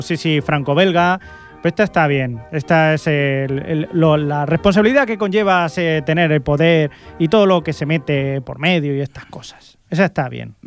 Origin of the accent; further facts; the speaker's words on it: Ripollet, Catalonia, Spain; de pequeño, yo estudiaba aquí en Ripollet